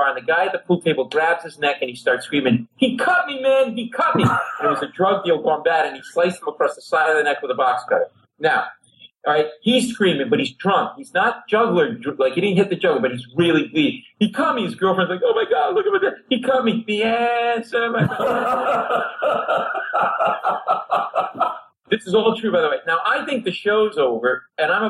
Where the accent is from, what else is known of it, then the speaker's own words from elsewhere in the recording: Rhode Island, United States; moved away; also born or lived in Providence, Rhode Island; I grew up Italian family in Rhode Island